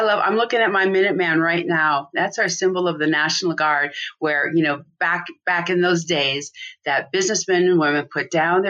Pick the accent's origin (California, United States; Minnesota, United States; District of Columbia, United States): Minnesota, United States; moved away as an adult; also born or lived in Hawaii; I grew up in Minnesota.